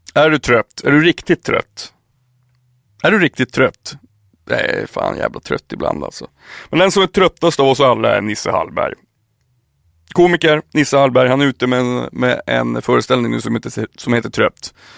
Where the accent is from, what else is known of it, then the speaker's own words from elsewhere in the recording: Piteå, Norrbotten County, Sweden; moved away; also born or lived in Märsta; när jag flyttade hemifrån, flyttade till, till Märsta, när jag flyttade från Piteå till Märsta